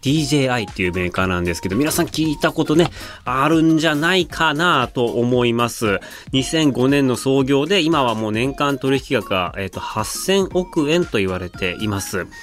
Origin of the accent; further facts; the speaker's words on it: Otaru, Hokkaido, Japan; moved away as an adult; now in China; 小樽といえば皆さんご存知、僕の出身地